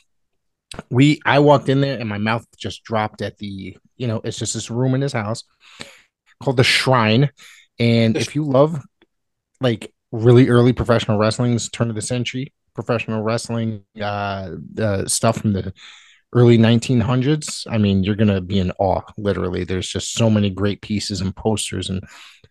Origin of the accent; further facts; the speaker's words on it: Northeast, United States; growing up in the Northeast